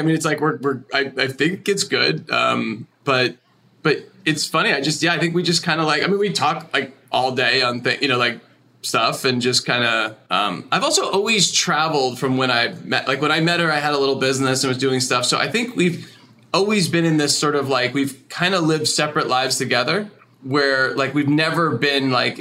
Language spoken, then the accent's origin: English; New Jersey, United States; I grew up in like kind of horse country in New Jersey